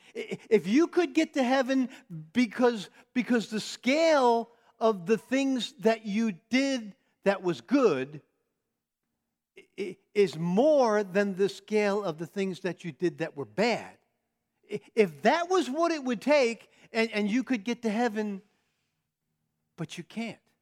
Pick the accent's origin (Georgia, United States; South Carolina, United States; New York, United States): New York, United States; I'm a New Yorker